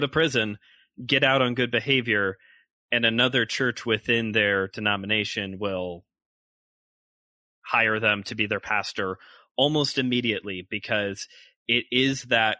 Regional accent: Hammond, Indiana, United States; born or raised there

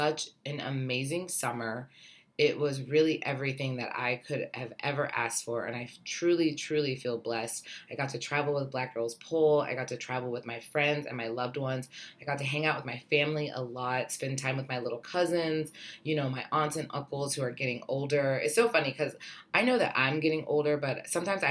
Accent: Ohio, United States; now in New York City, United States; I am originally from Ohio. I am living in New York City

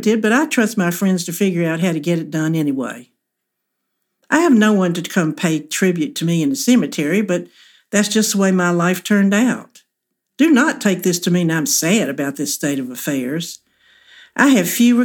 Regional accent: Huntsville, Alabama, United States; moved away; The older families from my hometown

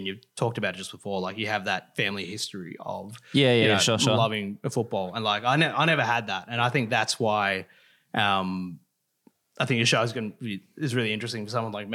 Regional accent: Morwell, Victoria, Australia; also born or lived in Gippsland; now in Melbourne, Australia; I grew up in Morwell, you know, country town

